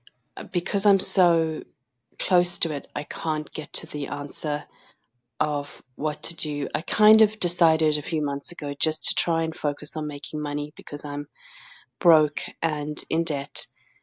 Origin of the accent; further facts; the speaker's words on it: South Africa; now in Salisbury, United Kingdom; I'm originally from South Africa and I'm currently living near Salisbury, which is near Stonehenge.